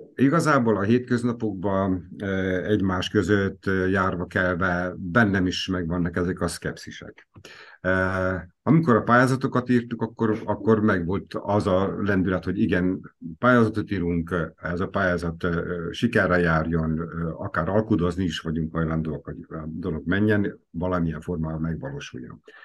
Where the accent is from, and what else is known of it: Veszprém, Veszprém County, Hungary